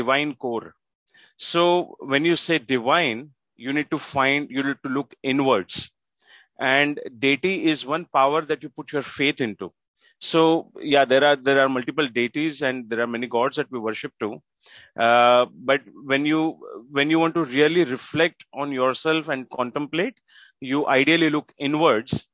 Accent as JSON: {"language": "English", "town": "Mumbai", "region": "Maharashtra", "country": "India", "tie": "born or raised there", "said": "I live in Mumbai. That's my city. I'm born and brought up in Mumbai in India."}